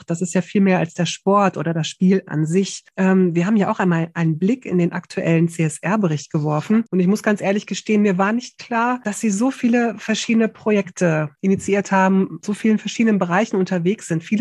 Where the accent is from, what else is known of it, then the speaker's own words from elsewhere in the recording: Düsseldorf, North Rhine-Westphalia, Germany; Meine Heimatstadt.